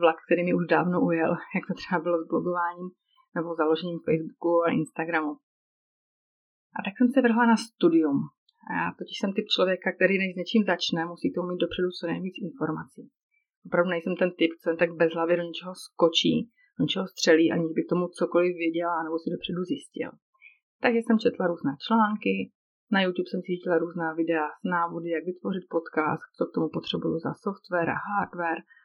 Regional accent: Moravia, Czechia; moved away as an adult; now in Switzerland; Pocházím z Moravy, a v listopadu 2014 se život naší tehdy ještě čtyřčlenné rodiny obrátil na ruby tím, že jsme v relativně krátké době zbalili celou domácnost a přestěhovali jsme se do Švýcarska.

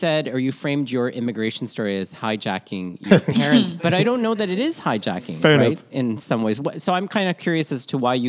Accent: Philippines; now in Canada; Because I think we are such young immigrants in some ways, like as Filipino Canadians, that we don't, you're like on the leading edge is what I'm really trying to say, right?

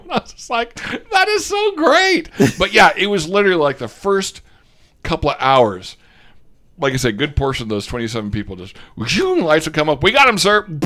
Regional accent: Australia; accent: Australian; And by the way, the only person who's allowed to give me a rashing over my Australian accent, Aussie Matt

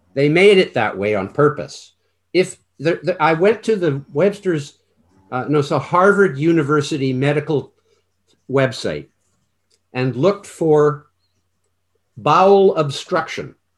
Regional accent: Canada; I'm Canadian

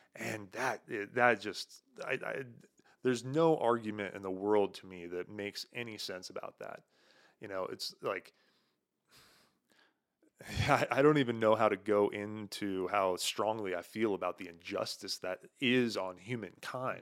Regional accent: United States

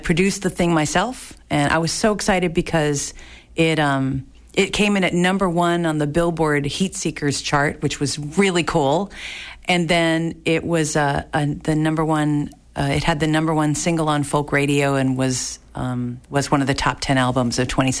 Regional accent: New Jersey, United States; now in Boston, United States; I'm from New Jersey originally

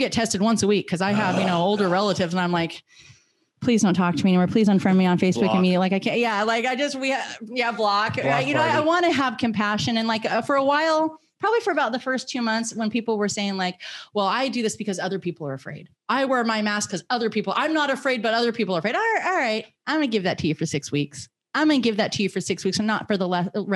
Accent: United States; I am an American citizen. I am a free American woman

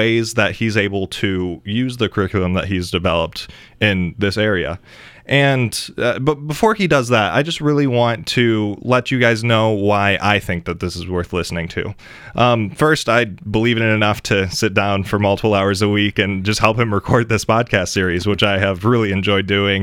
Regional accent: Grand Rapids, Michigan, United States; I am from the Grand Rapids area in Michigan

